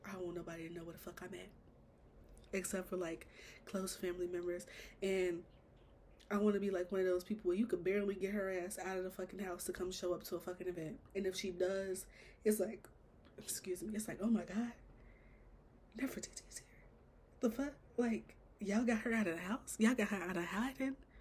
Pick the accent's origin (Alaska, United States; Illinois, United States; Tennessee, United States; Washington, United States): Illinois, United States; Chicago; I'm born and raised Chicago.